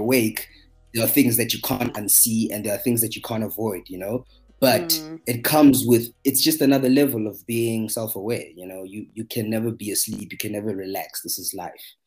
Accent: Johannesburg, Gauteng, South Africa; I'm from Johannesburg, South Africa

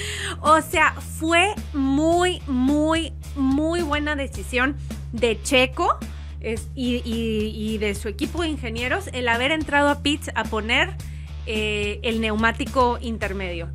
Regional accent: northern Mexico, Mexico; soy norteña

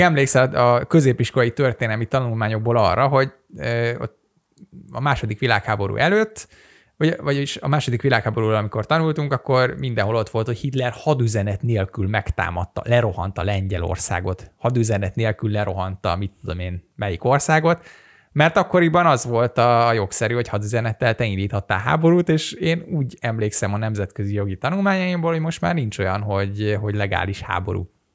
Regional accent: Hungary

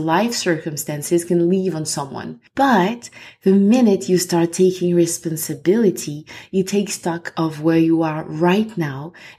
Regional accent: Côte d’Ivoire; accent: French; English is a second language; also born or lived in France; now in Ireland; I am French, as you can or will probably hear from my accent, and I'm originally from Ivory Coast

